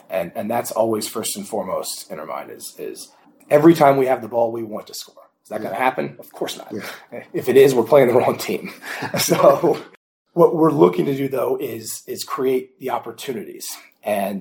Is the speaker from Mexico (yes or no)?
no; Indianapolis, Indiana, United States; I'm from Indianapolis, so a Colts fan